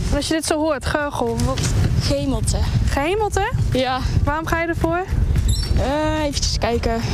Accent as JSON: {"language": "Dutch", "region": "North Brabant", "country": "Netherlands", "said": "Ik kom uit Brabant, dus ik heb geen idee eigenlijk."}